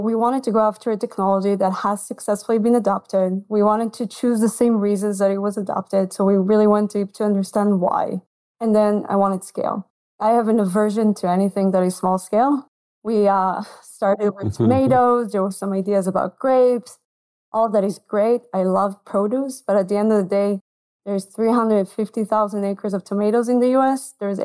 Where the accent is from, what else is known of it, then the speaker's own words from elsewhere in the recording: Israel; moved away as an adult; now in United States; I'm from Israel originally